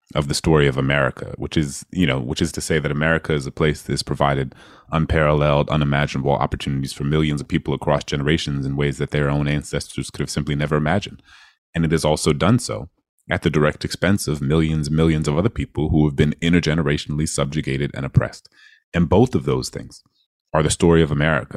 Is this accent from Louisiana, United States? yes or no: yes; New Orleans, Louisiana, United States; my hometown in New Orleans